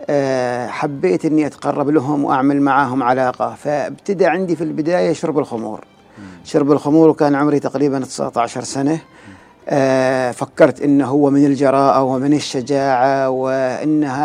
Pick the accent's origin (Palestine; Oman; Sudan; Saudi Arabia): Oman; وشافني انا مثلا ما من البلد هذه انا يعني من من عمان فحس مني بالامان